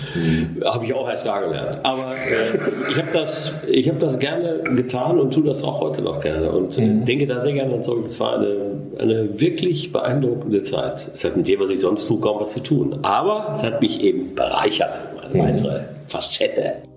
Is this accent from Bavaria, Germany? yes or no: no; Ruhr area, North Rhine-Westphalia, Germany; ich bin durch Zufall im Ruhrgebiet geboren und da auch äh, lebe da auch